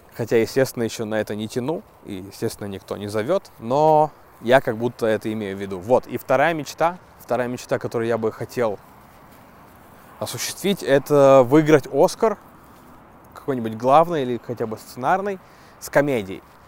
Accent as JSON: {"language": "Russian", "town": "Zheleznogorsk", "country": "Russia", "tie": "born or raised there", "said": "Железногорска, моего родного города"}